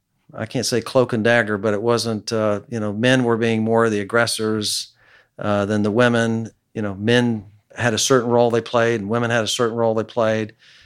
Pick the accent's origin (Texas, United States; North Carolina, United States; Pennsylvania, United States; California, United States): Texas, United States; West; also born or lived in Dallas; I was a 17-year-old kid growing up in West Texas